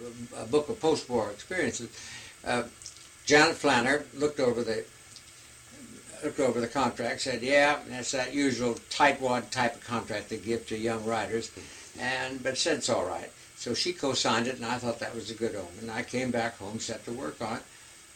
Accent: Indiana, United States; now in San Francisco, United States; my home state of Indiana.

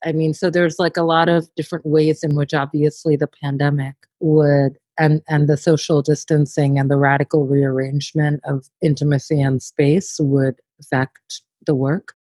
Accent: New York, United States; being born and raised in New York and having lived here for much of my life

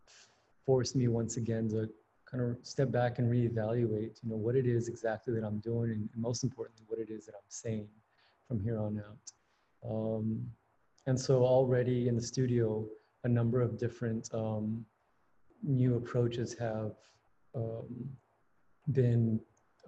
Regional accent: San Antonio, Texas, United States; moved away as an adult; also born or lived in Houston, Texas; now in New Haven, United States; I am a Texas native. Born and raised in San Antonio, Texas, was living in Houston for the past 3 or 4 years

